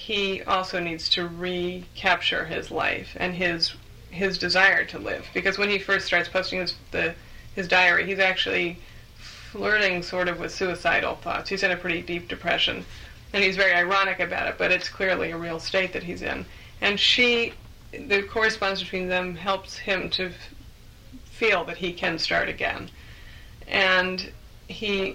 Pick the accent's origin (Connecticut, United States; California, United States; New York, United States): California, United States; San Francisco Bay Area; now in England; I'm a native Californian, although, as I say, I live in England now. But I'm from the Bay Area, and so that's the area I grew up in.